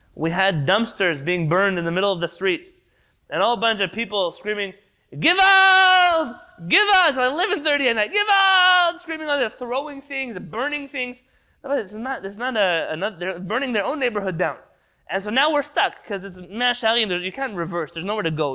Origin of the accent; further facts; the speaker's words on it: San Diego, California, United States; I grew up in San Diego